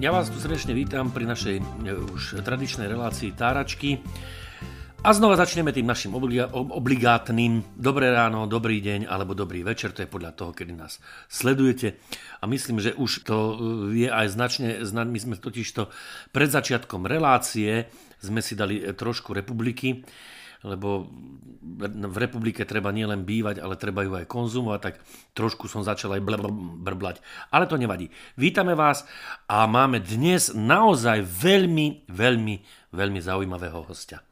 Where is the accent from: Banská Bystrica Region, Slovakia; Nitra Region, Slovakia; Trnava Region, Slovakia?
Banská Bystrica Region, Slovakia; Predajná; also born or lived in Brezno; ja som vyrastal v vzdialenej dedinke zvanej Predajná